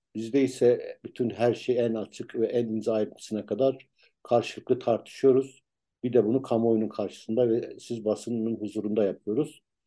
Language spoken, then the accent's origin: Turkish; Ankara, Turkey; ben Tuzu Çayırlıyım.